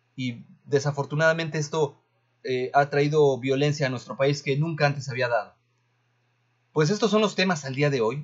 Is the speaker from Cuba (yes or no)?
no; Mexico; also born or lived in Veracruz; como mexicanos